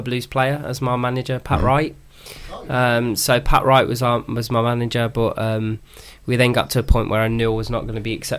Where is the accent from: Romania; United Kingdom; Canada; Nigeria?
United Kingdom; Birmingham, West Midlands; I'm from King Standing